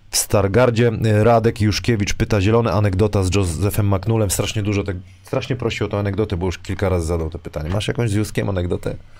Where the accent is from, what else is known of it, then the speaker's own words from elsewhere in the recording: Wrocław, Lower Silesian Voivodeship, Poland; ja jestem, wiesz, tutaj z Wrocławia